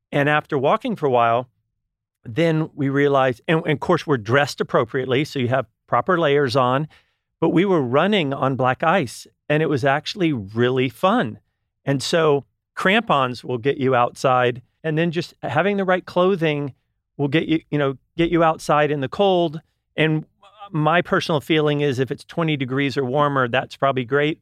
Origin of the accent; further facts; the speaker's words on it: Texas, United States; now in California, United States; I'm originally from Texas